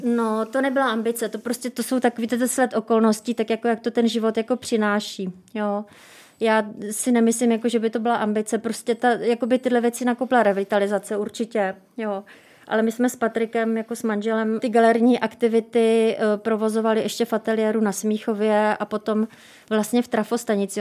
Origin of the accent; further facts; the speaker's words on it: Brno, South Moravian Region, Czechia; já jsem z Brna